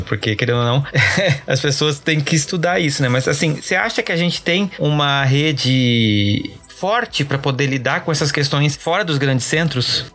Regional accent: Brazil; Como brasileiro

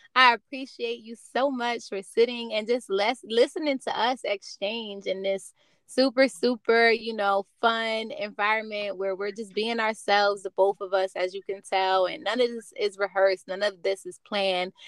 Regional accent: New Jersey, United States; Jersey boy. That's where I'm from too

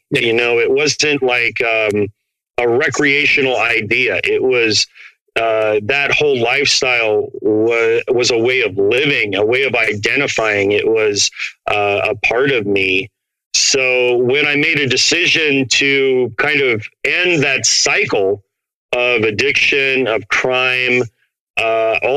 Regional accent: Portland, Oregon, United States; also born or lived in Phoenix, Arizona; I grew up brown in Portland, Oregon, which is one of the whitest cities in America, and then white in a little barrio in uh, right outside of Phoenix

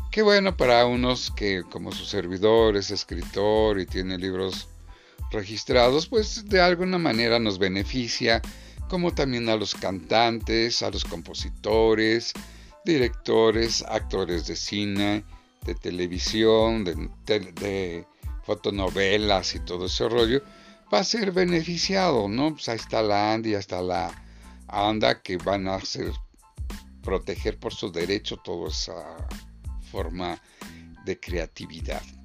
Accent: Mexico; somos mexicanos

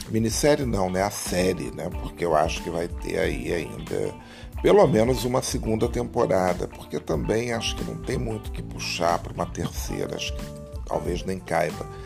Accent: Rio de Janeiro, Brazil; Bom, você sabe, eu sou carioca, moro aqui e vou muito

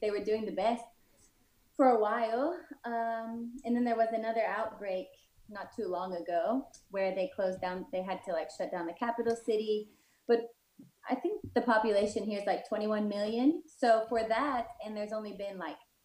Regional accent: Ohio, United States; also born or lived in Morehead, Kentucky / Netherlands / California / Barcelona; now in Sri Lanka; I'm originally from Ohio

